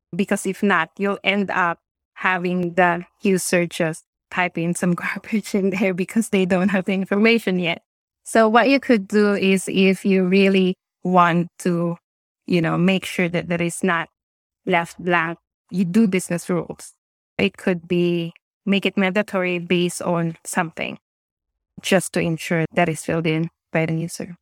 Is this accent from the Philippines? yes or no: yes; Philippines; moved away as an adult; also born or lived in Singapore / New Zealand; now in Wellington, New Zealand; I now live in New Zealand, but I'm originally from the Philippines